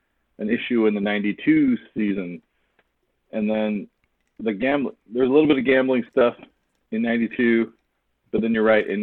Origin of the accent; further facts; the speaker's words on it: Phoenix, Arizona, United States; I grew up in the Phoenix area